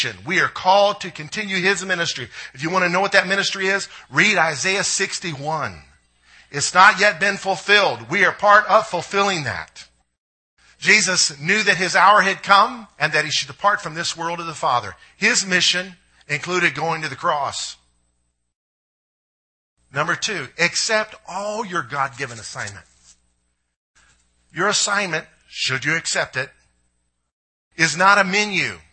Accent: United States; as American Christians

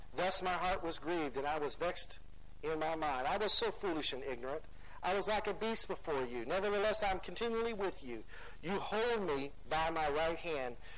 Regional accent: United States; as American Christians

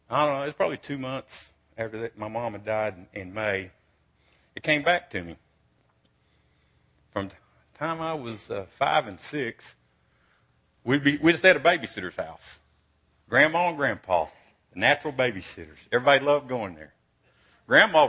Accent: Brownwood, Texas, United States; also born or lived in Cisco, Texas; when I was 7 and 8, we moved to Brownwood from Cisco.

